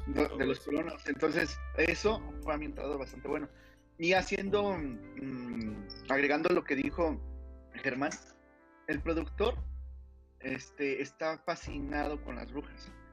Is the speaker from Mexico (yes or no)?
yes; Mexico; now in Monterrey, Mexico; mi pueblo me volvió a llamar. Ah. Estoy posiblemente regresando otra vez a, aquí a CDMX o Estado de México